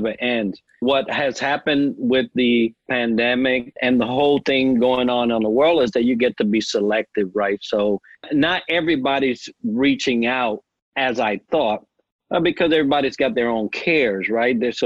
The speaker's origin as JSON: {"language": "English", "region": "New York", "country": "United States", "accent": "New York", "moved": "yes", "said": "I may still have a New York accent, right? You could probably say, oh, that guy's from New York somewhere up north. And I don't think I ever lost"}